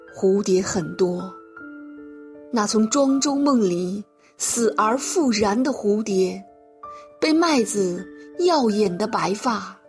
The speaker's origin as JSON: {"language": "Chinese", "town": "Xi'an", "region": "Shaanxi", "country": "China", "said": "我是来自西安的诗人"}